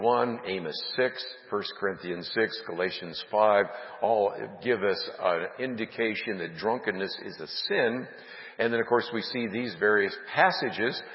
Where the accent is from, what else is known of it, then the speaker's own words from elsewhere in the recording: San Francisco Bay Area, California, United States; Those of us growing up in the San Francisco Bay Area